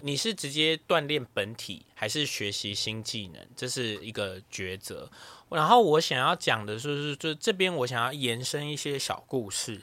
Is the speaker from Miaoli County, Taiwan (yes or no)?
no; Taipei, Taiwan; 我是台北人